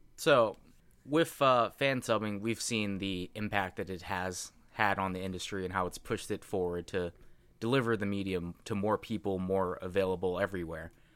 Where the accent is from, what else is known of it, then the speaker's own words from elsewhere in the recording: United States; English is a second language; I'm a hundred percent American.